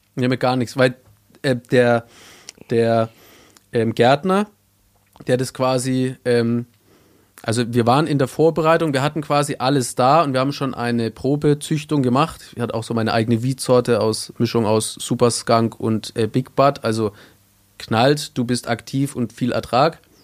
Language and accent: German; Bavaria, Germany; ich komme aus Bayern